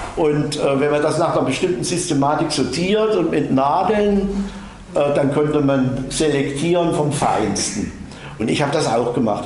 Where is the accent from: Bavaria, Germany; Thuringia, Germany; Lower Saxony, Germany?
Thuringia, Germany; Bad Salzungen; accent: Saxon; In meiner Heimatstadt Bad Salzung